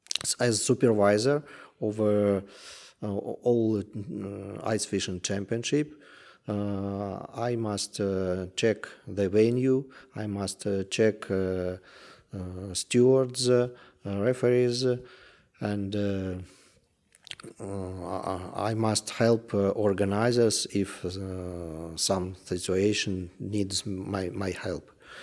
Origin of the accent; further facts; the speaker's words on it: Russia; English is a second language; I am from Russia.